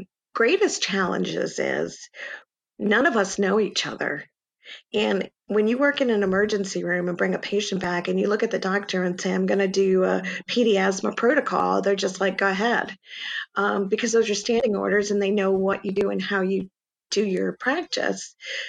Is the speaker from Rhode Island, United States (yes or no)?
yes; Rhode Island, United States; also born or lived in Bronx / Yonkers; So New York City, I was actually born in the Bronx and lived in Yonkers for a while, and then I was raised in Rhode Island.